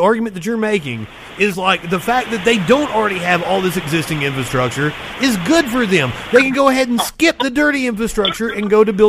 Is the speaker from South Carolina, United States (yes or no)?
no; Eastern Kentucky, United States; I'm from Eastern Kentucky, dude.